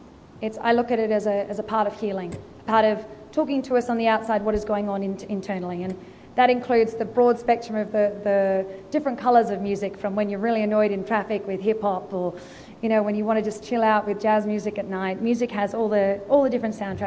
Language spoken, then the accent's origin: English; Australia; accent: Australian; she heard my Australian accent